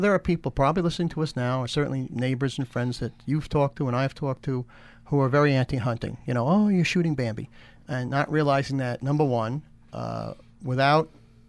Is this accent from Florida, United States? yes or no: no; Hudson Valley, New York, United States; born or raised there